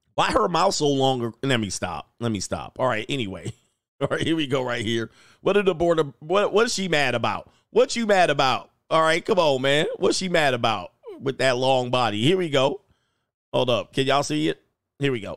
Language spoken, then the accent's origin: English; Baltimore, Maryland, United States; I'm from Baltimore